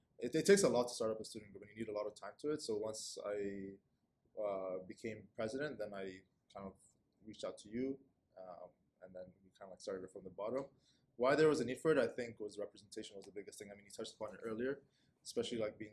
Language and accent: English; Saudi Arabia; moved away as an adult; also born or lived in Kenya; now in Toronto, Canada; I'm originally from Kenya, but I grew up in Saudi Arabia and moved here in 2018 to pursue my post-secondary education